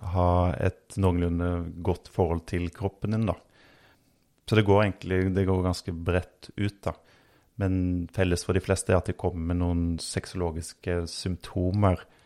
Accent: Østfold, Norway; accent: Rogaland dialect; also born or lived in Oslo / Rogaland; now in Hadeland, Norway; Jeg eh, vokste opp eh, veldig grønne omgivelser på bondelandet i Østfold. Selv om jeg har litt rogalandsdialekt, så, så er det jo der min familie kommer fra

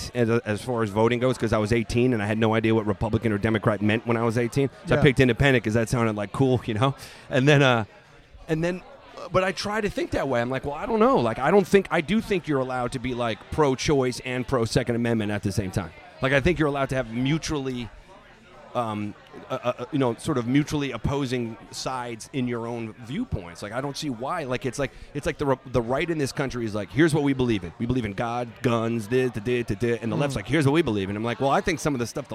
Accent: Long Island, New York, United States; I grew up on Long Island, not too far from Queens

